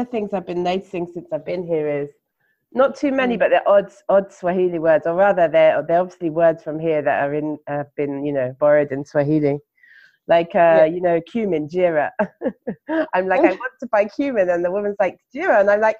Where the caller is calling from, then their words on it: Gujarat, India; And tonight I'm podcasting from Gujarat in India, but I normally live in London in the UK.